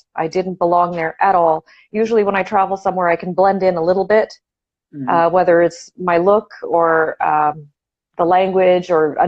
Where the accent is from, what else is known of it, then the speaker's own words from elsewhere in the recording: Toronto, Ontario, Canada; So I am from Toronto, Canada. Born and raised over here. Yeah, I'm Canadian, eh